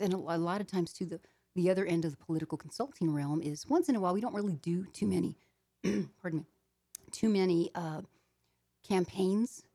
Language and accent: English; Arizona, United States; I am from Arizona. I live in Phoenix, Arizona